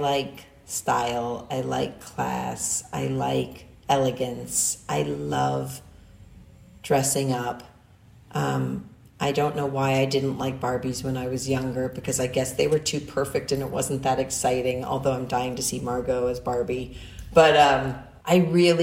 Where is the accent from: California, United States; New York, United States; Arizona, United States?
New York, United States; New York City; I grew up in New York City